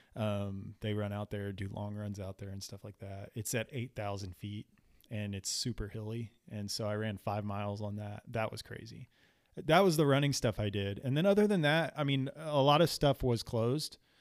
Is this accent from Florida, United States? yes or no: yes; Florida, United States; moved away; also born or lived in South Texas; where I grew up in Florida